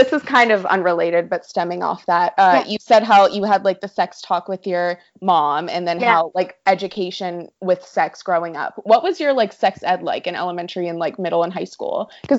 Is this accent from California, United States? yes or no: yes; San Diego, California, United States; I grew up in San Diego.